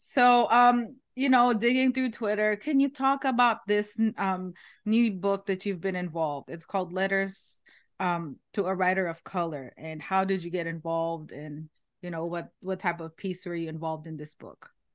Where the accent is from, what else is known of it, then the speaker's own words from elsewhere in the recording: Philippines; now in United States; I'm Filipino